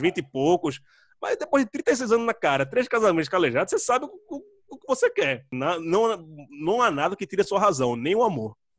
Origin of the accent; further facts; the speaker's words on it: Jaboatão dos Guararapes, Pernambuco, Brazil; moved away as an adult; also born or lived in Recife; now in São Paulo, Brazil; eu sou de Candeias, nasci em Candeias, quase na beira da praia, né? Minha mãe mora pertíssimo da praia